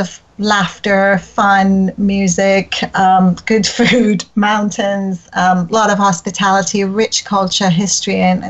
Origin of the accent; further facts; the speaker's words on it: Tehran, Tehran Province, Iran; English is a second language; moved away as an adult; now in London, United Kingdom; I was born in Tehran, funnily, on the same day that Iraq actually attacked Iran and the seven-year war between Iran and Iraq broke out.